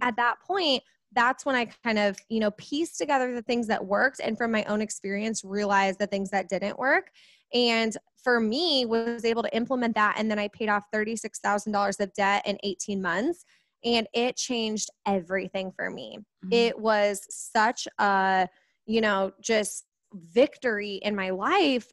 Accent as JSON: {"language": "English", "town": "Kansas City", "country": "United States", "said": "I am from Kansas City, right in the Midwest"}